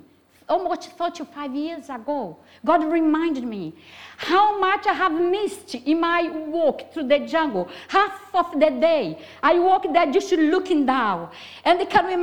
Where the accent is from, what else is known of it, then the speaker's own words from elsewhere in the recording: Brazil; English is a second language; moved away; I'm Brazilian, have a very strong accent